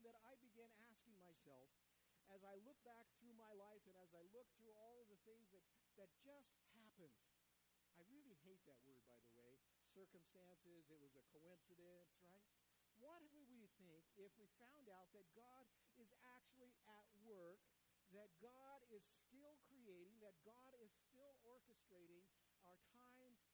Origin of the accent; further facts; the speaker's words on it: Ulysses, Kansas, United States; moved away; also born or lived in Enid, Oklahoma; I grew up in Ulysses, Kansas